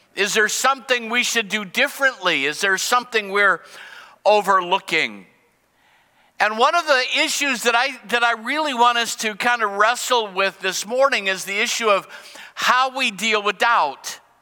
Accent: United States; as an American and as a Christian

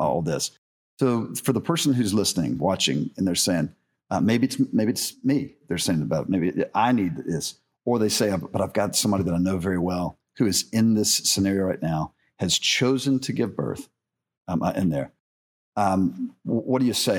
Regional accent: the South, United States; I grew up in the South

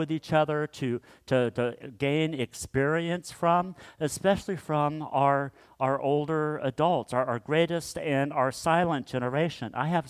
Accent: Kansas, United States; growing up in Kansas, we would drive up to my dad's hometown called Mankato, Kansas.

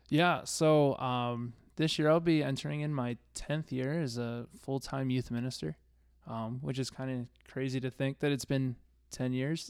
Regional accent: East Coast, United States; moved away; I grew up on the East Coast.

